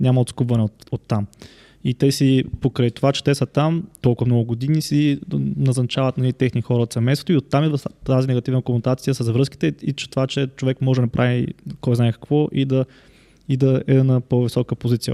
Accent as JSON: {"language": "Bulgarian", "town": "Yambol", "region": "Yambol Province", "country": "Bulgaria", "said": "Аз съм от Ямбол"}